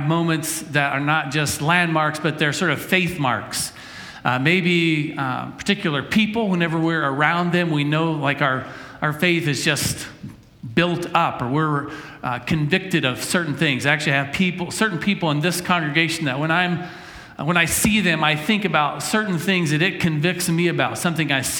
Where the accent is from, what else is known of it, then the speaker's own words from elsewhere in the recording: Ashford, West Virginia, United States; moved away; also born or lived in Wyoming; I lived in Ashford, West Virginia